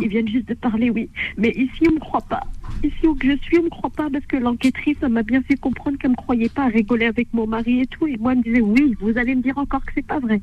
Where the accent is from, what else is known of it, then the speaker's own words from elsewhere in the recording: Hauts-de-France, France; je suis née en France